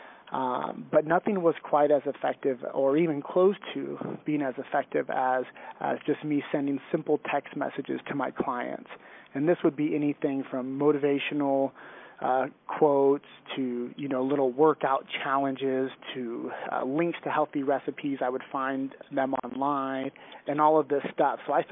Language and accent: English; San Luis Obispo, California, United States; I grew up on the central coast of California in a small town called San Luis Obispo